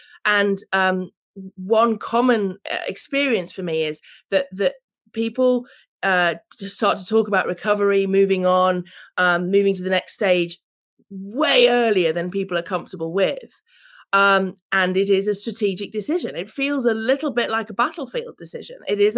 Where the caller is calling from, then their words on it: England, United Kingdom; Well, I'm calling from England, and we're at a very key transition point